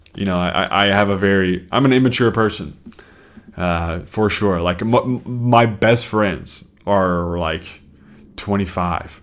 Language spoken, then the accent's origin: English; the South, United States; now in Chicago, United States; I'm from the South